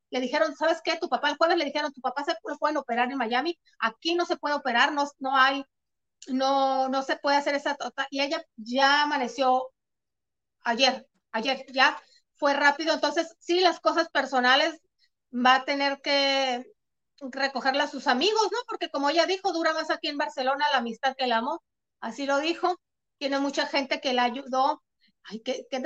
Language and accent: Spanish; Mexicali, Baja California, Mexico; moved away; also born or lived in San Diego, California; Yo por eso ya no le quise decir de Mexicali. No, de hecho en la escuela, este, cuando yo estaba allá en San Diego en la escuela